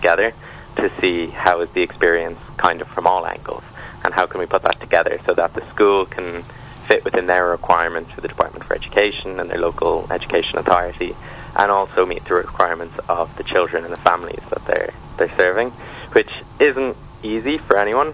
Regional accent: Ireland; now in London, United Kingdom; I am from Ireland

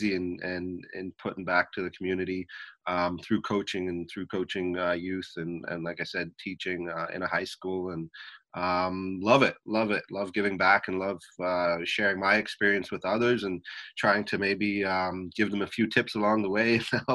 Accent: Vancouver, British Columbia, Canada; I grew up here in Vancouver, Canada

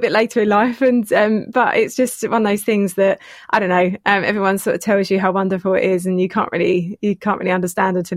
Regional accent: Enfield, London, United Kingdom; moved away as an adult; now in St Albans, United Kingdom; I'm from Enfield originally

